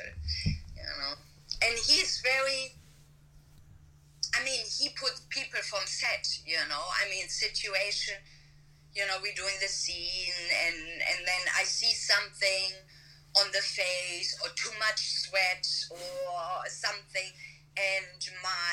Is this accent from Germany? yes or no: yes; Germany; moved away as an adult; now in Burbank, United States; even though I live in the US, but I'm from Germany, and I still have a residency in Germany